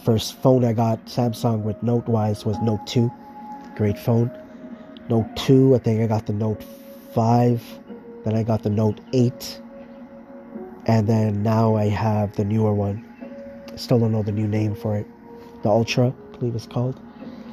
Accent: Markham, Ontario, Canada; my hometown in Markham, Ontario, here in Canada

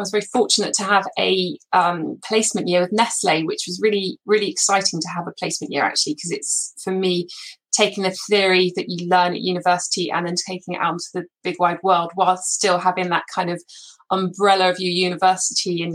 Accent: Somerset, South West England, United Kingdom; I grew up in Somerset on our family farm.

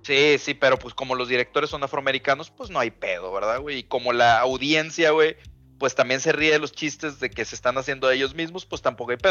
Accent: Mexico; nosotros somos vecinos de Estados Unidos

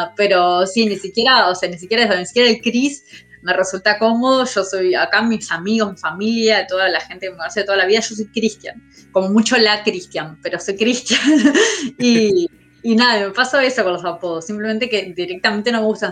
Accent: Montevideo, Uruguay; soy de La Teja

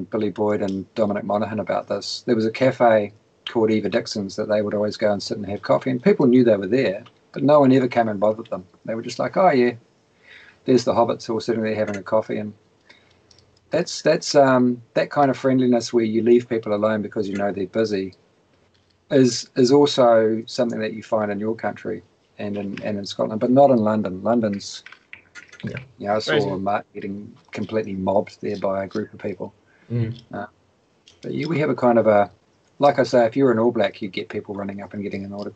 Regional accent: New Zealand

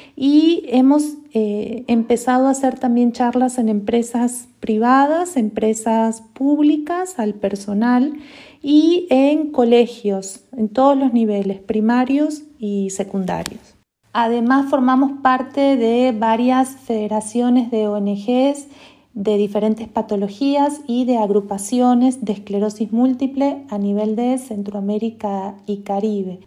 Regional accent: Argentina; moved away as an adult; now in Costa Rica; soy argentina, tengo 22 años, más de 22 años de haberme ido de, Argentina. Hace más de 17 años que vivo en Costa Rica

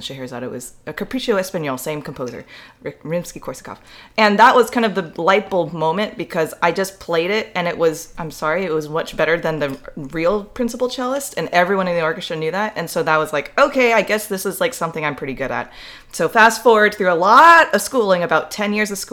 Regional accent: San Diego, California, United States; I'm originally from San Diego, California

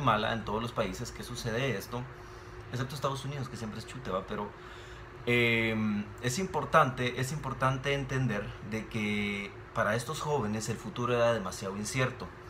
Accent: Guatemala

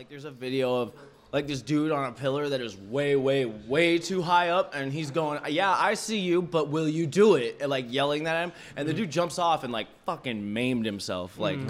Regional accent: Seattle, Washington, United States; now in Tucson, United States; From Vietnam, but I'm from Seattle

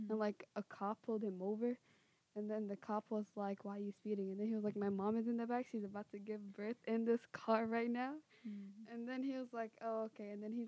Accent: United States; We're the only two that are born here in the United States.

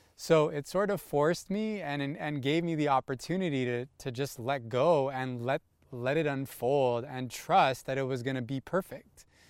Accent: Toronto, Ontario, Canada; also born or lived in California; I'm born and raised in Toronto.

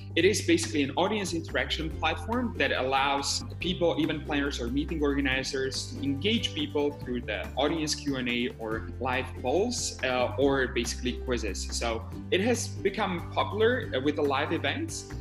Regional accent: Bratislava, Bratislava Region, Slovakia; currently, I'm based in my hometown in Bratislava.

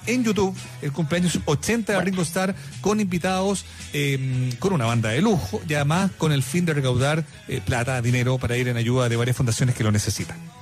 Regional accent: Viña del Mar, Valparaíso, Chile; yo soy de Viña del Mar

